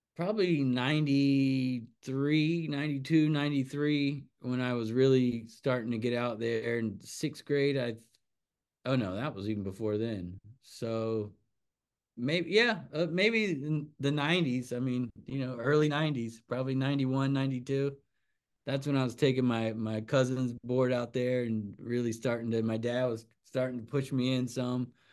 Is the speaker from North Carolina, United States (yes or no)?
yes; Wrightsville Beach, North Carolina, United States; I grew up right there on Lagoon Drive